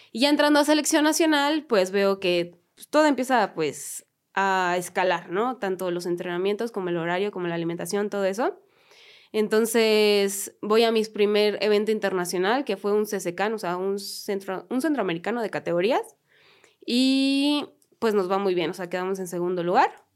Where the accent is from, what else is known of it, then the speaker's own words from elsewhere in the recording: Mexico City, Mexico; las que somos de aquí de la Ciudad de México